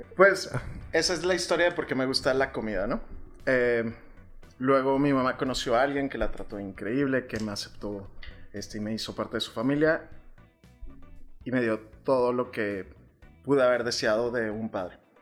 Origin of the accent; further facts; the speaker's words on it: Chihuahua, Mexico; moved away as an adult; also born or lived in Monterrey / Mexico City / Tulum; nací aquí en Chihuahua y mi amor por la gastronomía empezó en el seno familiar. Eh, yo vivía con mis abuelitos